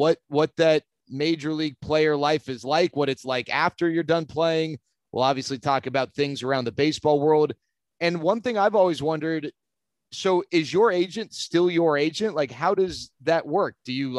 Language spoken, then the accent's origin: English; Dallas–Fort Worth Metroplex, Texas, United States; we grew up in the Metroplex